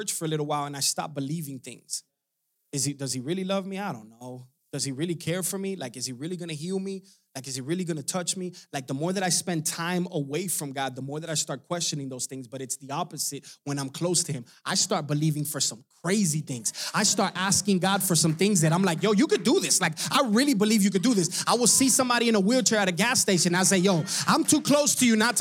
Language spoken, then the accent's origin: English; Hialeah, Florida, United States; I'm from Hialeah. We don't have no farming.